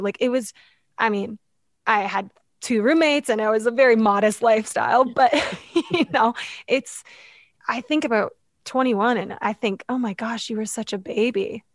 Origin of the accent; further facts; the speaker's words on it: London, Ontario, Canada; I grew up in London, Ontario